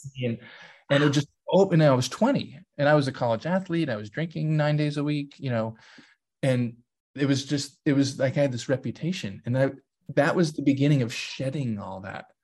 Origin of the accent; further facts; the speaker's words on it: San Diego, California, United States; we grew up in San Diego